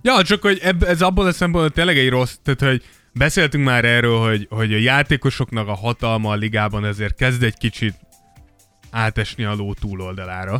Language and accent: Hungarian; Szentendre, Pest, Hungary; én Szent- Szentendrén nőttem fel